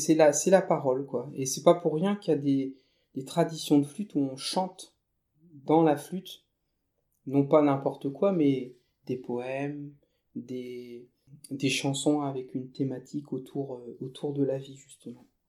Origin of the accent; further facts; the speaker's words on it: Thiérache, Hauts-de-France, France; je suis originaire euh, de la Tirache. donc c'est euh, une, région euh, herbagère